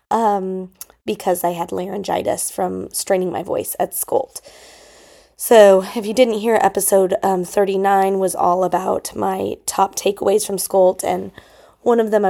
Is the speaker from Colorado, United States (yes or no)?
yes; Denver, Colorado, United States; lots of my mentors in Colorado growing up in the Denver Public Schools used special person interviews regularly